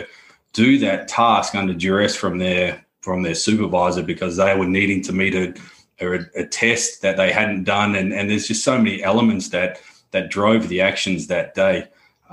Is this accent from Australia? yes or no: yes; Australia; accent: Australian; moved away as an adult; now in London, United Kingdom; Australian by birth, but based here in London